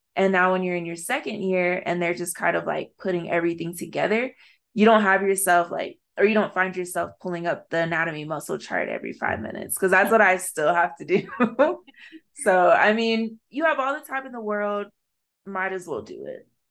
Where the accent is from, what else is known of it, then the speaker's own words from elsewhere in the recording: Arizona, United States; to be a Black woman growing up in Arizona in a space that's predominantly white